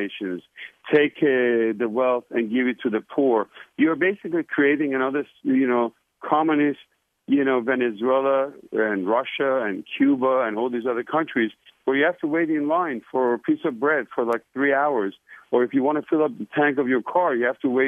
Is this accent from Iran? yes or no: yes; Iran; now in United States; I was born in Iran, beautiful, beautiful country.